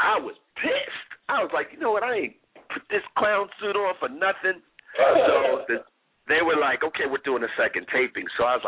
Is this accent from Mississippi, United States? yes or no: no; Atlantic City, New Jersey, United States; born there; also born or lived in California; Originally, I was born in Atlantic City, New Jersey, came out of California.